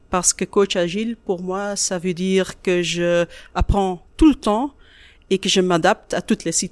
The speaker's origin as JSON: {"language": "French", "country": "Belgium", "said": "je suis de la Belgique, pas de la France."}